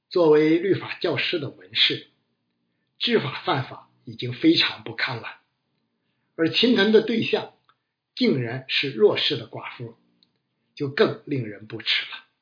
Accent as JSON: {"language": "Chinese", "country": "China", "said": "我们中国人倾向 脸谱化的思维"}